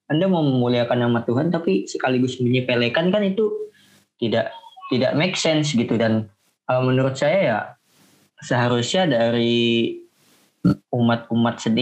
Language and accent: Indonesian; Tangerang, Banten, Indonesia; Uh, saya kan berasal dari kota Tangerang nih, ya, dekat juga lah dengan Kabupaten